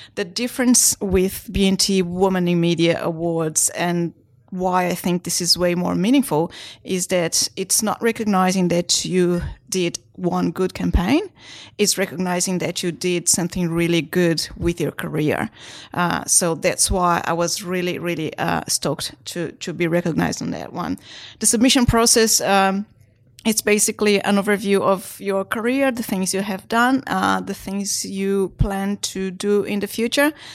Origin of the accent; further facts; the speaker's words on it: Brazil; now in Australia; I was born in Brazil.